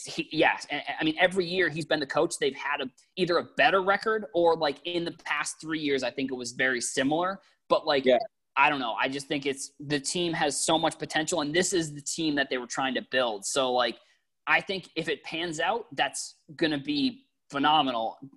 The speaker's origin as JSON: {"language": "English", "town": "Boston", "region": "Massachusetts", "country": "United States", "said": "I'm I'm from Boston"}